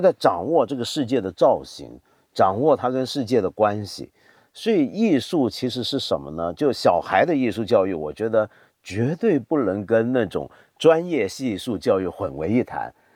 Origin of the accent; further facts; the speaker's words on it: Taiwan; 因为小时候在台湾，我父母都在香港，我是外公外婆带大的